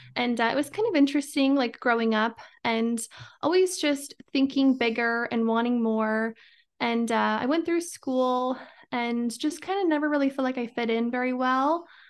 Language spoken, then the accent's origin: English; Idaho, United States; I'm from Idaho, born and raised